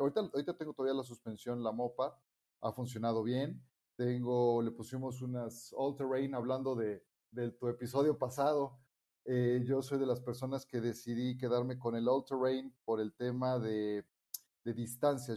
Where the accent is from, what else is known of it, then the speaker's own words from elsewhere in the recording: Mexico; yo soy mexicano